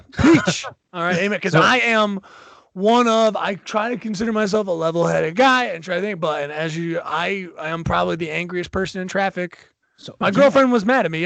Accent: New Jersey, United States; moved away as an adult; now in Pennsylvania, United States; I now moved to PA. I'm from New Jersey.

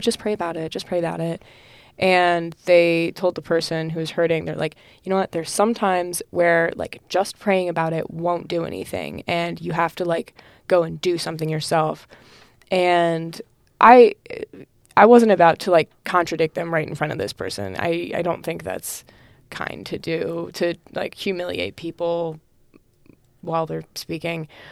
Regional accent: North Carolina, United States; also born or lived in Illinois; I am from North Carolina. I used to live in Illinois, and now I'm in North Carolina. Uh, Charlotte

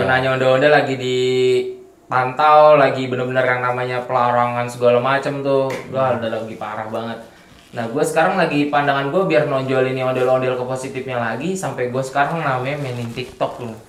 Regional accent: Betawi, Jakarta, Indonesia; gua latar belakangnya gua asli orang Betawi

